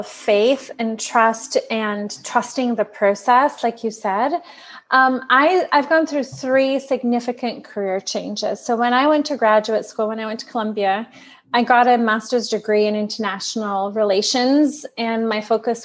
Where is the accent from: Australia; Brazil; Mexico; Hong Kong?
Brazil; also born or lived in New York; now in San Diego, United States; I'm from Brazil